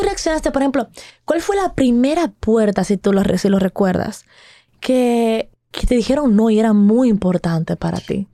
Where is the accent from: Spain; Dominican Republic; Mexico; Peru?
Dominican Republic; nosotros, como dominicanos